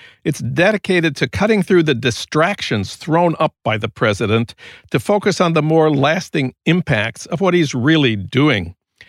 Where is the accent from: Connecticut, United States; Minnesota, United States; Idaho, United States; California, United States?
Minnesota, United States; St. Paul; news from my hometown of St. Paul.